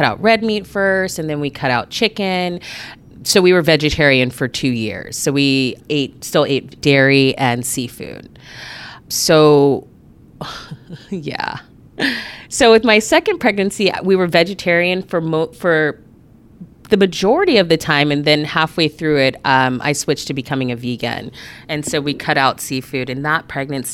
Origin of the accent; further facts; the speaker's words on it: Anchorage, Alaska, United States; I am born and raised here in Anchorage